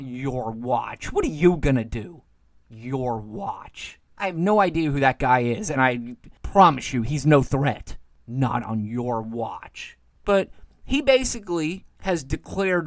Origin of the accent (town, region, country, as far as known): United States